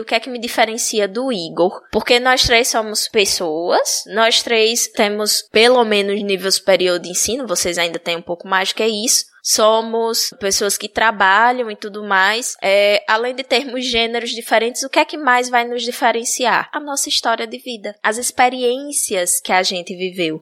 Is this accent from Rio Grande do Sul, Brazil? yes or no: no; Bahia, Brazil; moved away as an adult; now in Alagoas, Brazil; eu ter nascido na Bahia